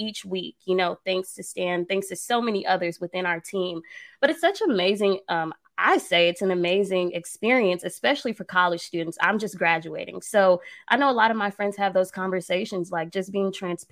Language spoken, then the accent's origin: English; Atlanta, Georgia, United States; I'm from the A. So, you know, I'm from the East Side